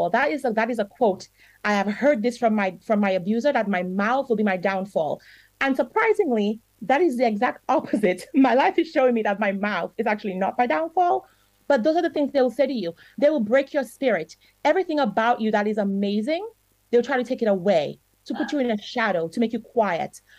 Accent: Dominica; I grew up in Dominica. And here's the problem one of the problems I, I believe I experienced as a child. Parents, some parents in Dominica are very strict.

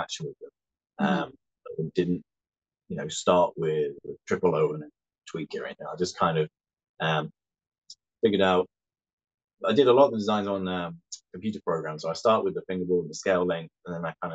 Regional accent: West Sussex, South East England, United Kingdom; now in Dromore, United Kingdom; I'm originally from West Sussex in the south of England.

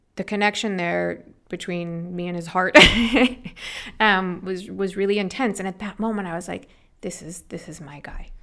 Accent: Los Angeles, California, United States; also born or lived in New York; Born there, and shortly after, six months, they picked me up from New York and moved me to Los Angeles.

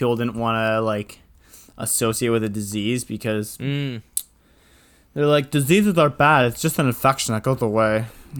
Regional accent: Ontario, Canada; I was saying from Ontario.

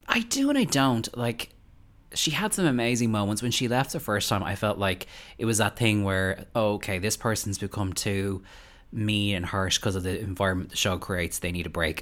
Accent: Ireland; as an Irish person

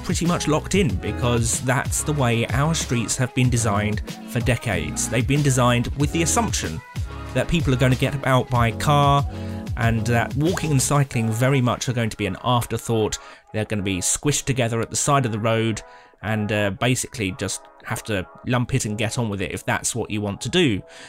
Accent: Nuneaton, West Midlands, United Kingdom; I'm from Nuneaton, a ordinary enough town in the middle of England

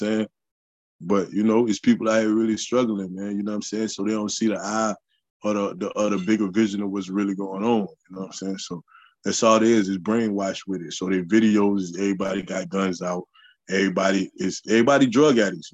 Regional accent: Sumter, South Carolina, United States; Where I'm from, Sumter, South Carolina

